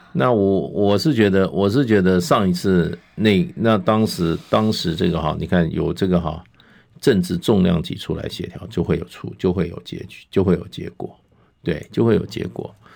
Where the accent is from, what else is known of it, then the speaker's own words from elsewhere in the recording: Taiwan; 我们台湾